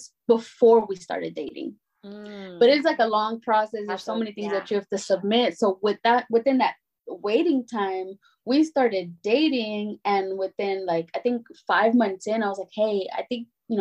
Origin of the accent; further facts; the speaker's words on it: Dallas, Texas, United States; also born or lived in North India; I was born a Pleasant Grove